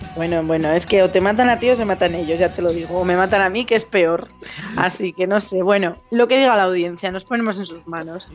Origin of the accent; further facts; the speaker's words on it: Zamora, Castile and León, Spain; now in Madrid, Spain; yo no soy, yo no soy madrileña, yo soy de Zamora